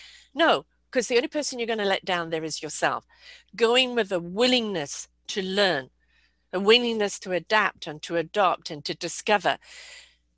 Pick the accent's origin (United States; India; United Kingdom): United Kingdom; moved away as an adult; I'm born British.